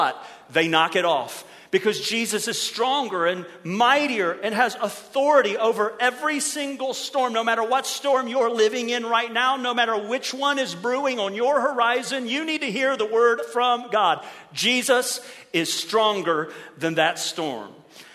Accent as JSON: {"language": "English", "region": "Ohio", "country": "United States", "tie": "born or raised there", "moved": "as an adult", "lives_now": "Merritt Island, United States", "said": "It was a great welcome to Florida for some kids who'd been born and raised in Ohio"}